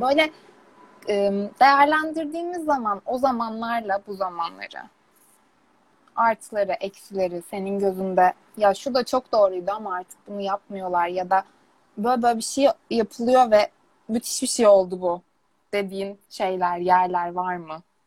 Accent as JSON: {"language": "Turkish", "region": "Istanbul", "country": "Turkey", "tie": "born or raised there", "said": "Ben İstanbul'da doğdum, İstanbul'da büyüdüm."}